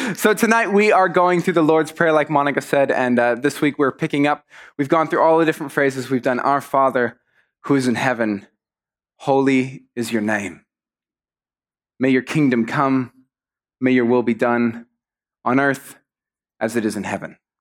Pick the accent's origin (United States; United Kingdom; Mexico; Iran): Mexico; moved away; I grew up in Mexico, and in Mexico, you're often very polite to people